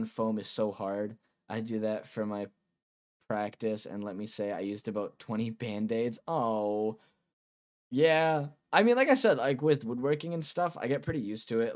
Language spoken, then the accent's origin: English; Massachusetts, United States; I'm from Massachusetts